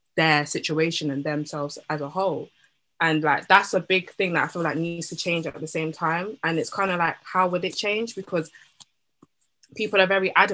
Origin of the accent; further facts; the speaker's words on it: Jamaica; me being Jamaican